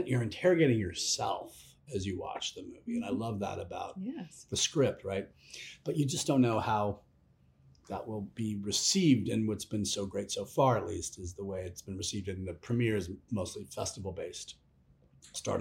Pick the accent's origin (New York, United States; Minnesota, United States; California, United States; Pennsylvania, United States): California, United States; Los Angeles; now in Portland, United States; I live in Portland, Oregon. I'm from Los Angeles